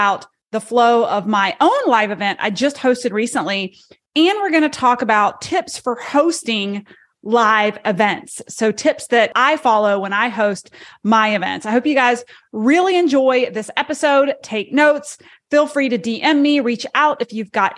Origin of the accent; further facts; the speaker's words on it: Charlotte, North Carolina, United States; my hometown, Charlotte, North Carolina